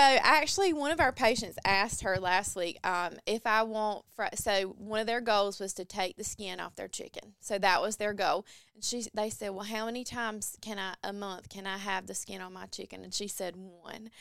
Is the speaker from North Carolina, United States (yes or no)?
yes; Mount Olive, North Carolina, United States; I am from Mount Olive, North Carolina, so Eastern North Carolina as well